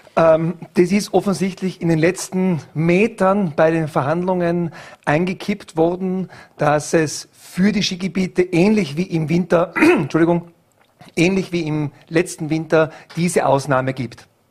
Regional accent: Germany; als Deutscher

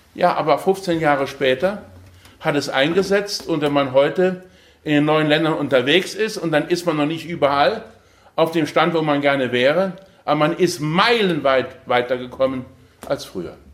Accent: Ensdorf, Saarland, Germany; also born or lived in Aachen; Ich komme aus dem Saarland, im Saarland fließt die Saar

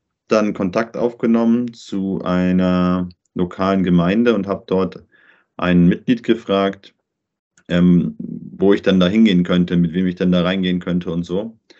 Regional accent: Germany; moved away as an adult; also born or lived in Paraguay

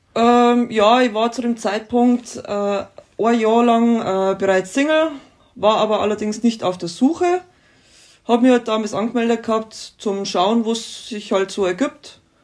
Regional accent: Mamming, Bavaria, Germany; wir kommen aus dem Landkreis Dingolf in Landau in der Gemeinde Mamming. Das ist eine kleine Ortschaft in Niederbayern

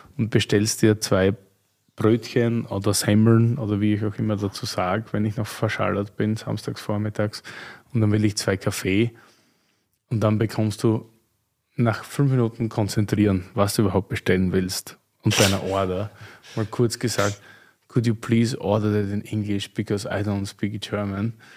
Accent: Graz, Styria, Austria; moved away; meiner Heimat, Steiermark

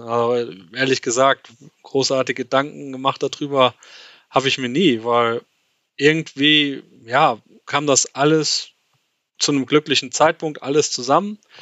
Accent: Westerwald, Rhineland-Palatinate, Germany; moved away as an adult; now in Switzerland; bin ursprünglich, wie schon richtig gesagt, aus dem, aus dem Westerwald

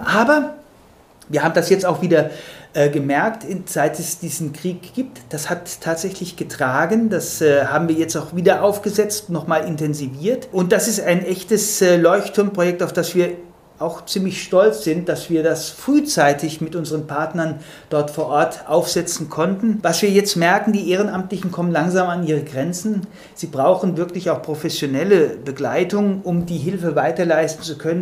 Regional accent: Germany; als Deutsche

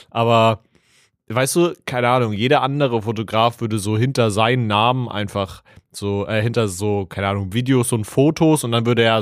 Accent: Schonungen, Bavaria, Germany; ich komme aus Schonungen bei Schweinfurt.

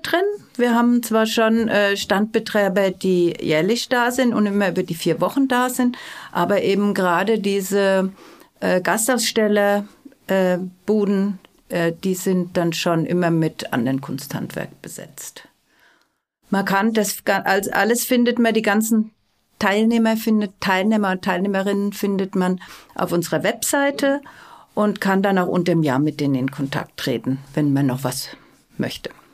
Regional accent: Mainz, Rhineland-Palatinate, Germany; also born or lived in Landshut; now in Regensburg, Germany; ich bin aus Mainz, bin aber mittlerweile seit 43 Jahren in Bayern

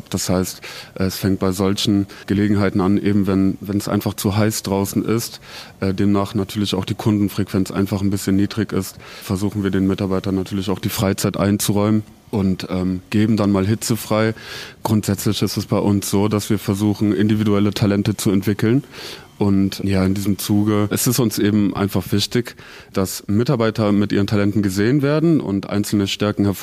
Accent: Germany; now in Zurich, Switzerland; Also ich komme aus Deutschland und ich glaube, so weit ist der Schweizer vom Deutschen nicht weg.

